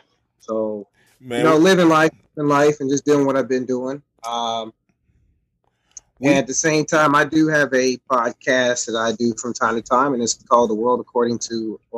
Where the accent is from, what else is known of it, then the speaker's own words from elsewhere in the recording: Terre Haute, Indiana, United States; also born or lived in Korea; now in Clarksville, United States; I'm originally from Terre Haute, Indiana. I currently live in Clarksville, Tennessee.